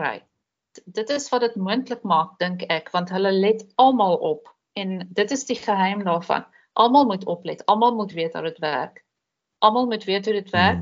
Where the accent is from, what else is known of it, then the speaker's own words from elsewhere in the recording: South Africa; moved away as an adult; now in Netherlands; Hulle weet ek is 'n Suid-Afrikaner